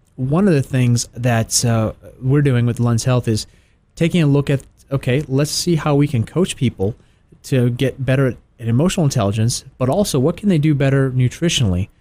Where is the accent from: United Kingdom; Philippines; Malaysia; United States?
United States; Tennessee; now in Atlanta, United States; I grew up in Tennessee